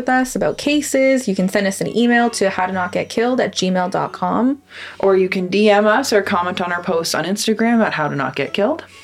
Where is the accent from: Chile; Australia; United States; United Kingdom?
United Kingdom; London; especially where like we grew up in London, which is a bigger city